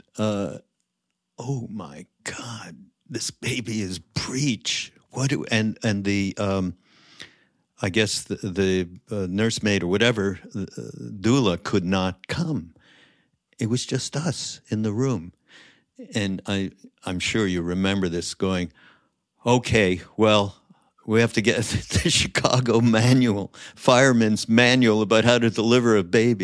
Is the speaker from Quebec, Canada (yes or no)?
yes; Montreal, Quebec, Canada; I'm from, Montreal.